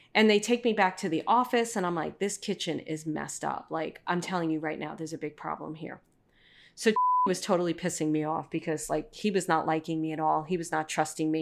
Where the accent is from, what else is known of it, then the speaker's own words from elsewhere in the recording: New York City, New York, United States; the typical guy that I grew up with in Brooklyn